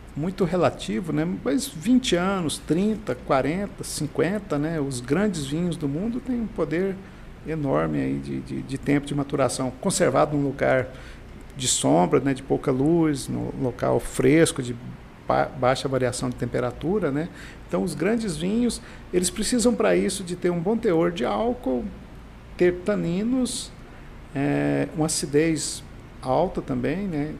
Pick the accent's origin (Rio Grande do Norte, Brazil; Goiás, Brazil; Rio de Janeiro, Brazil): Goiás, Brazil; eu venho do Vale do Araguaia